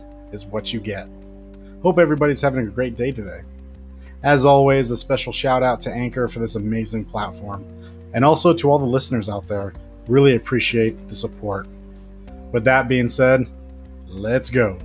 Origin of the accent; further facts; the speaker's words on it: Pacific Northwest, United States; I'm from the Pacific Northwest